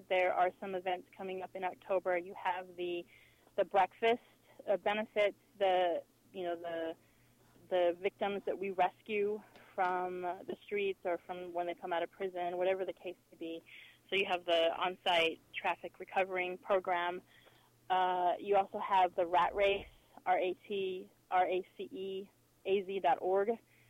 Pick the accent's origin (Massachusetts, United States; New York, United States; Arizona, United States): Arizona, United States; Phoenix; I'm a Phoenix native. I was born and raised in Phoenix, and this is my city.